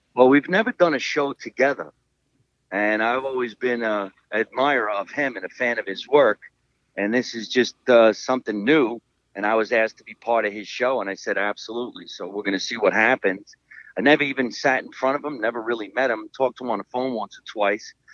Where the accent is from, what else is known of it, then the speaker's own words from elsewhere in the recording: Scotch Plains, New Jersey, United States; my hometown of Scotch Plains